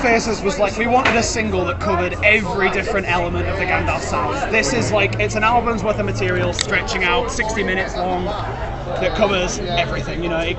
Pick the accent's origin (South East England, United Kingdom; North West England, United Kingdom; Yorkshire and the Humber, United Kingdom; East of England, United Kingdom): Yorkshire and the Humber, United Kingdom; we're from West Yorkshire